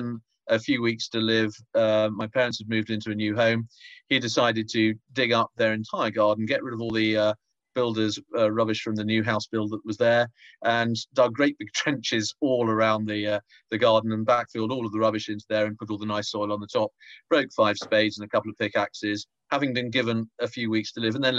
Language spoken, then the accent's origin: English; Tonbridge, South East England, United Kingdom; I grew up in Tonbridge in Kent, had a very happy childhood